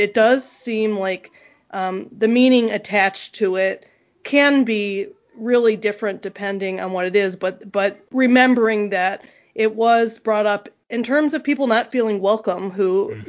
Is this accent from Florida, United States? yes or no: yes; South Florida, United States; moved away as an adult; also born or lived in Tallahassee, Florida; now in Fargo, United States; I grew up in South Florida